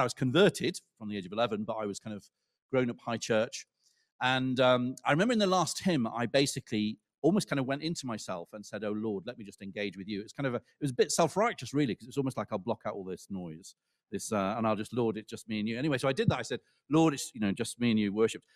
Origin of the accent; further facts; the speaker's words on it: Lancaster, North West England, United Kingdom; where I grew up in Lancaster